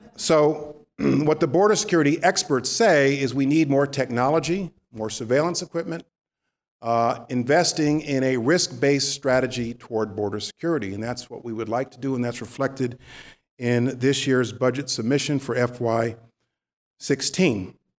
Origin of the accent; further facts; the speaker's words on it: New York, United States; I'm a New Yorker